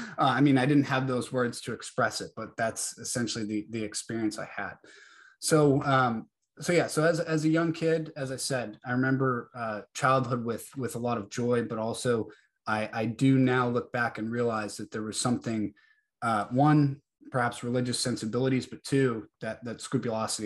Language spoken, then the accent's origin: English; New Hampshire, United States; now in Georgia, United States; I was born and raised in New Hampshire, now live down in Georgia